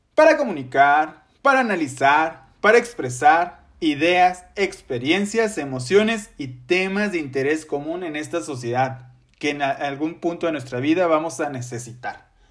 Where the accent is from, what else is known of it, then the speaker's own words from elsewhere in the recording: Ciudad Victoria, Tamaulipas, Mexico; soy originario de Ciudad Victoria, Tamaulipas, orgulloso tamaulipeco y victorense de corazón